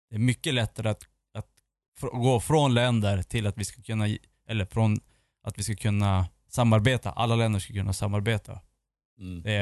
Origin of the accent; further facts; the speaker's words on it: Sweden; Ja, men jag är svensk.